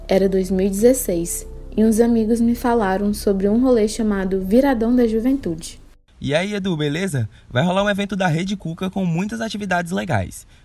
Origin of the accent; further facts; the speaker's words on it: Parnaíba, Piauí, Brazil; born there; Até hoje tenho contato com os vizinhos de infância, tanto os daqui quanto os do interior onde nasci em Parnaíba, Piauí.